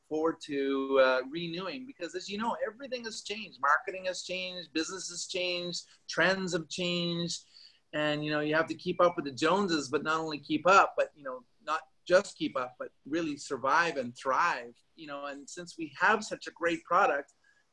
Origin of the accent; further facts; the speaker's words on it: Vancouver, British Columbia, Canada; moved away as an adult; start teaching back in my hometown.